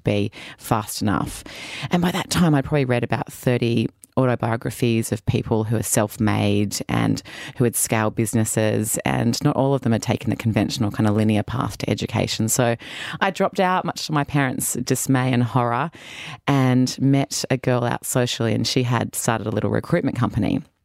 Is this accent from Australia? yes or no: yes; Sydney, New South Wales, Australia; moved away as an adult; also born or lived in United States; I'm from Sydney, Australia. Uh, down south, my parents still live there in a little suburb called Lugano.